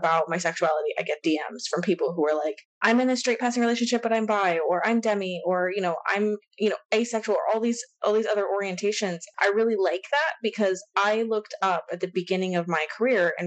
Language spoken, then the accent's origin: English; Texas, United States; growing up in Texas, it's very like conservative and religious. And I went to high school in like a tiny town